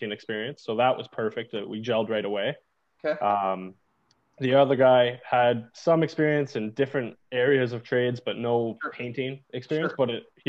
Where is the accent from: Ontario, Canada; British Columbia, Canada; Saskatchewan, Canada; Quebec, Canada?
Ontario, Canada; Toronto; moved away as an adult; now in Thunder Bay, Canada; We're both from Toronto